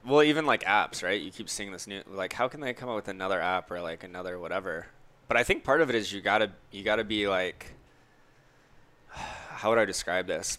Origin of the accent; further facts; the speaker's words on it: Orlando, Florida, United States; growing up in Orlando